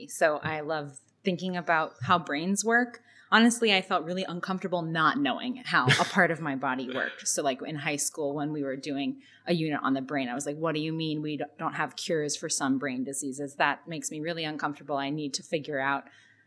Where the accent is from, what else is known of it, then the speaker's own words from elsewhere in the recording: Pittsburgh, Pennsylvania, United States; moved away; my hometown is Pittsburgh, Pennsylvania.